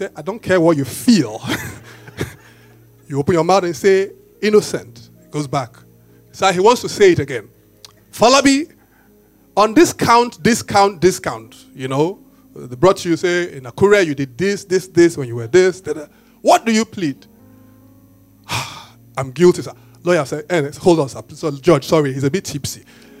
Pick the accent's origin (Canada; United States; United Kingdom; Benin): Benin; when you guys know me, I tell you, I grew up in Benin